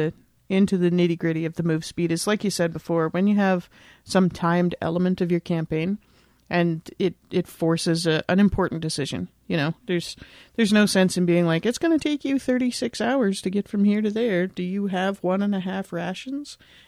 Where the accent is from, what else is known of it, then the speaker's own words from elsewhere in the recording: Canada; because I'm Canadian. So I'm mostly used to working with like kilometers and stuff.